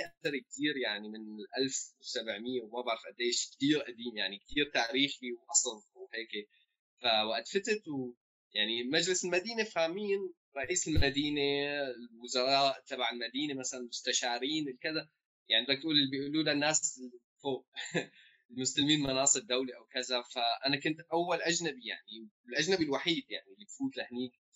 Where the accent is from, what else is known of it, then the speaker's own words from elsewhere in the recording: Homs, Homs Governorate, Syria; also born or lived in Jordan; now in Germany; انا كذا من حمص